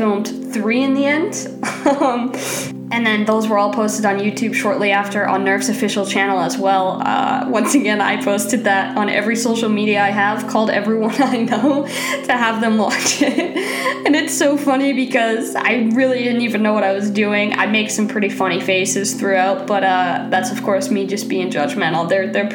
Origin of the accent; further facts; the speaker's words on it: Maine, United States; I'm from Maine